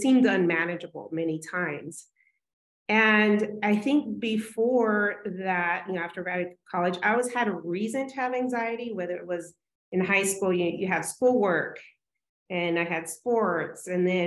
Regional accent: Tucson, Arizona, United States; moved away as an adult; also born or lived in California; I'm from Tucson, Arizona originally, and that's where I am back.

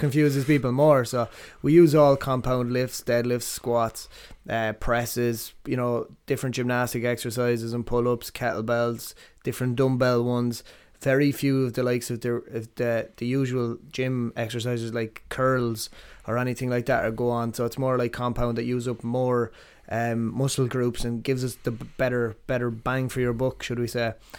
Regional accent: Athlone, Westmeath, Ireland; also born or lived in Ballinasloe; I was born in Ballinasloe and we grew up in Athlone, uh, down the Strand

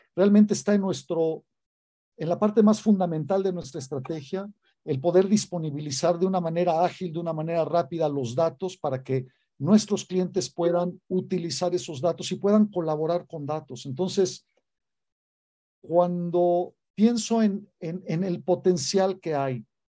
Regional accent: Mexico; haber nacido aquí, haber vivido toda mi vida acá

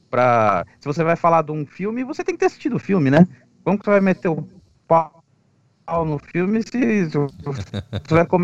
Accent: Santo André, São Paulo, Brazil; Santo André, que é minha cidade natal, né?

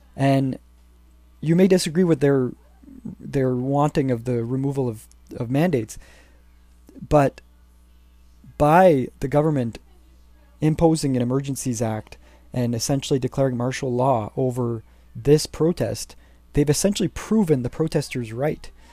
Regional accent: Canada; As a Canadian citizen

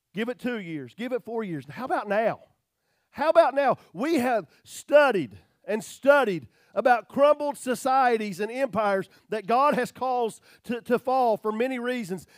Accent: United States

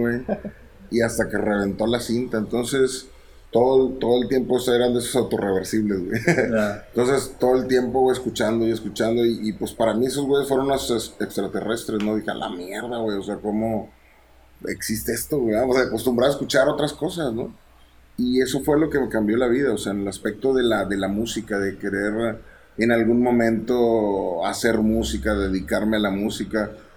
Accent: Monterrey, Nuevo León, Mexico; soy de Monterrey, entonces el soundtrack que se escuchaba en mi casa

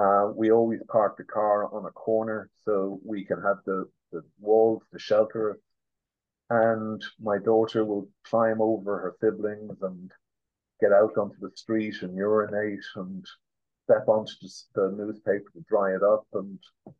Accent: Ireland; as an Irish citizen myself

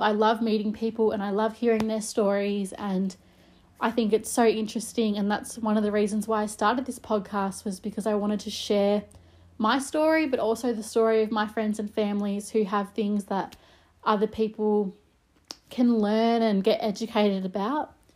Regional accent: Melbourne, Victoria, Australia; I'm from Melbourne, Australia

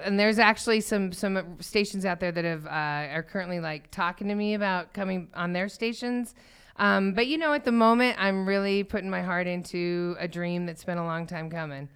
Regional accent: Thornton, Colorado, United States; I grew up in Thornton

